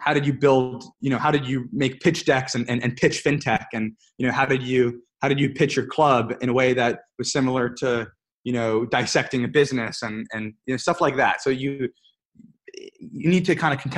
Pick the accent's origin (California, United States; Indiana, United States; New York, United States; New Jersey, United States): New York, United States; I'm from New York again, but I was in San Francisco for an internship, this past summer.